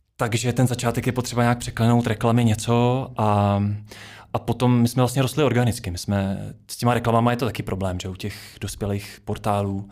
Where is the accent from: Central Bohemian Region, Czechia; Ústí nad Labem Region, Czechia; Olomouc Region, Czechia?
Ústí nad Labem Region, Czechia; Duchcov; now in Prague, Czechia; jsem ze Sveru Čech, z Duchcova, jinak teďka žiju v Praze